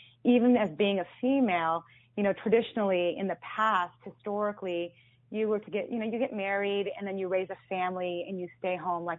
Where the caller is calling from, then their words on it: Mountain View, California, United States; From Mountain View, California.